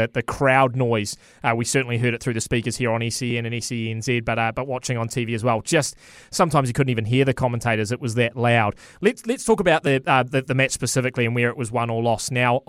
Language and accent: English; New Zealand; I as a Kiwi